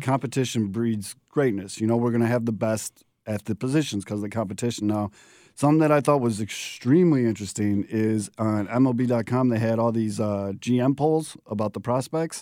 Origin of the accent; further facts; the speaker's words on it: Chicago, Illinois, United States; also born or lived in Florida / Bridgeport, Chicago; I grew up in the Beverly Mount Greenwood area